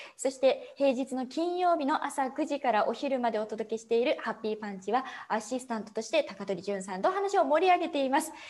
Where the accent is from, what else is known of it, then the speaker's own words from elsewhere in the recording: Saitama, Japan; also born or lived in Ibaraki; ほぼほぼもう埼玉でずっと育ってきた